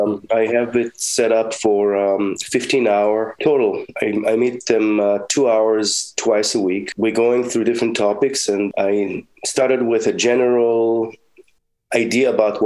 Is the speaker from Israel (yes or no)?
yes; Israel; now in United States; In Israel, the music programs at school were not as developed as they are here.